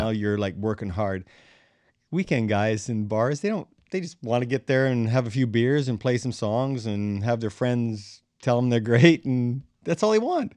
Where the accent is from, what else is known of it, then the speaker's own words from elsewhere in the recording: Crane Valley, Saskatchewan, Canada; I'm from Crane Valley, Saskatchewan